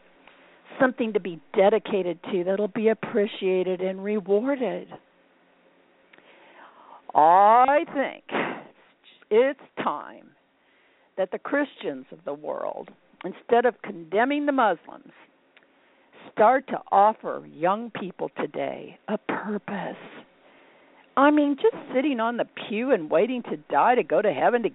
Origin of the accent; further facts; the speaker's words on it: Indianapolis, Indiana, United States; I'm from Indianapolis